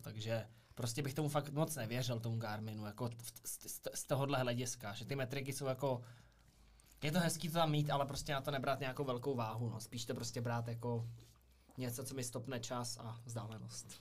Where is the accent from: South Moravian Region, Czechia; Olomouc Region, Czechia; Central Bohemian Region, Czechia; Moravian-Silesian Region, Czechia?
Central Bohemian Region, Czechia; Brdy; u nás v Brdech